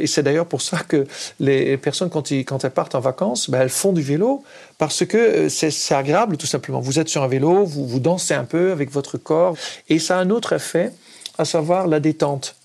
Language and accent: French; Netherlands; French is a second language; moved away as an adult; now in France; moi, en tant qu'Hollandais, j'ai grandi aux Pays-Bas, euh, j'ai vécu jusqu'à 23 ans